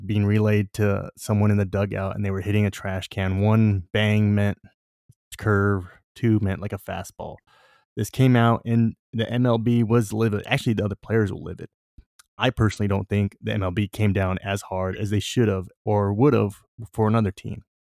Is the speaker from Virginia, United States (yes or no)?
no; Southern California, United States; I'm from SoCal